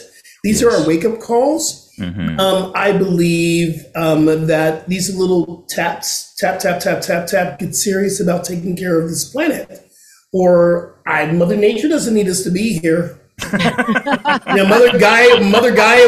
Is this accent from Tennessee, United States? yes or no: no; Selma, Alabama, United States; my hometown of Selma, Alabama